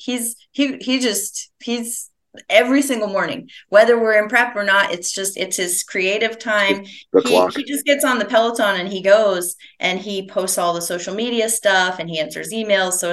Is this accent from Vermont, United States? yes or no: yes; St. Johnsbury, Vermont, United States; moved away; I grew up in Vermont, like way northeastern Vermont, a little town called St. Johnsbury.